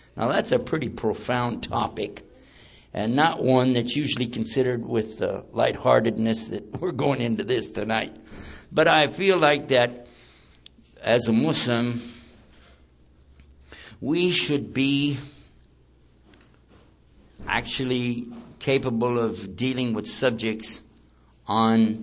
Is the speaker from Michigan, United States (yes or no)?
no; Texas, United States; I'm from Texas